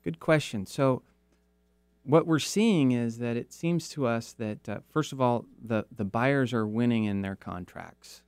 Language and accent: English; Kirkland, Washington, United States; also born or lived in Seattle; I grew up in Kirkland